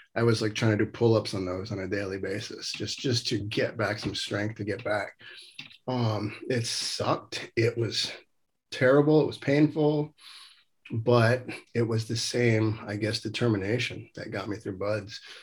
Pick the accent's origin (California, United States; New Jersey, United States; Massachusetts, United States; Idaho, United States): California, United States; Los Angeles; moved away as an adult; growing up in the San Fernando Valley